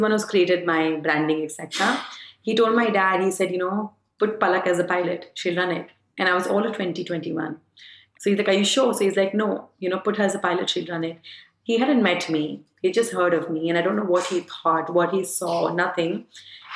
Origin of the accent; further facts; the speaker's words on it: Varanasi, Uttar Pradesh, India; I come from Banaras. I come from a Gujarati family